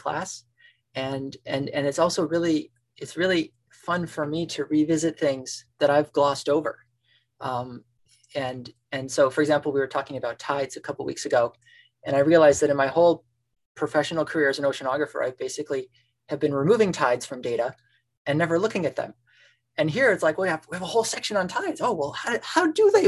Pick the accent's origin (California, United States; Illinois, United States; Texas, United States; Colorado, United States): Illinois, United States; Chicago suburbs; moved away as an adult; also born or lived in Tanzania; where I grew up in the Chicago suburbs